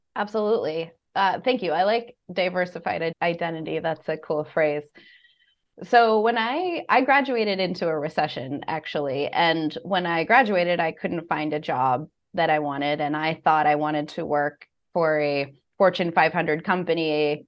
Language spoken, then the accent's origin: English; United States; My father was from Puerto Rico, so I was born in the States